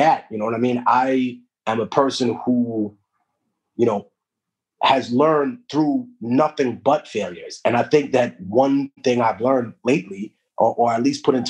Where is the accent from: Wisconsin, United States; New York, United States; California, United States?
New York, United States; New York City; first language Spanish; English is a second language; also born or lived in Peru; growing up in Harlem was very interesting